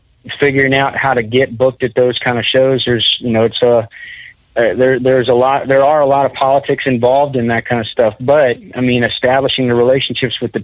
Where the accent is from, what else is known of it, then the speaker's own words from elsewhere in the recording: Central Florida, United States; moved away as an adult; now in Nashville, United States; I'm originally from Central Florida. Although I haven't actually lived in Central Florida since high school